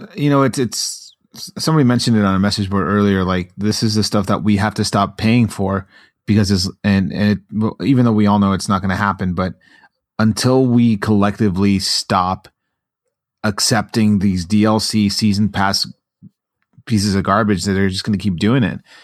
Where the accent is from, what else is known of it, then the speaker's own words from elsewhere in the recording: Long Beach, California, United States; I grew up in Long Beach